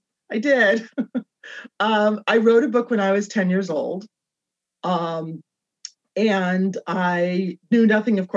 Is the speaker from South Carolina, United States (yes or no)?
no; Berkeley, California, United States; moved away as an adult; also born or lived in Los Angeles; I consider Berkeley my hometown. I lived in Los Angeles, though, for a number of years, for probably half of my life, but I'm from Berkeley, and now I'm back in Berkeley